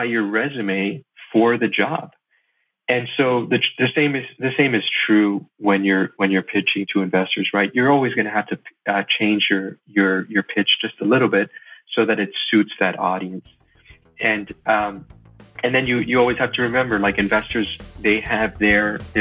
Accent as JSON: {"language": "English", "town": "Miami", "region": "Florida", "country": "United States", "tie": "born or raised there", "said": "I was born and raised in Miami, Florida"}